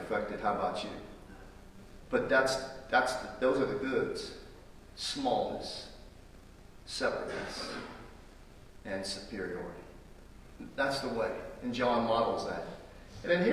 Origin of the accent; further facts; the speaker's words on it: United States; I am an American and proudly so